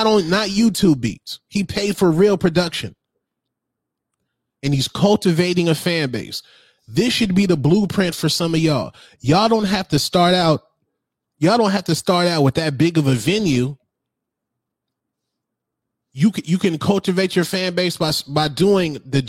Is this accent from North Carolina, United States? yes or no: no; Denver, Colorado, United States; I was born in Denver.